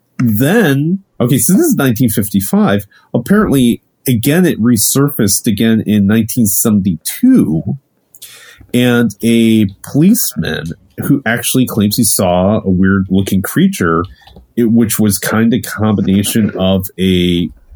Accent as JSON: {"language": "English", "region": "Ohio", "country": "United States", "moved": "yes", "said": "I'm originally from Ohio"}